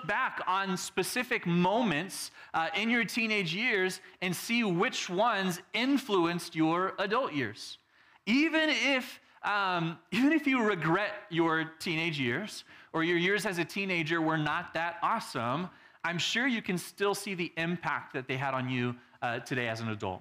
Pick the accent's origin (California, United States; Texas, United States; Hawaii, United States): Texas, United States; Growing up in Texas, we also had the country people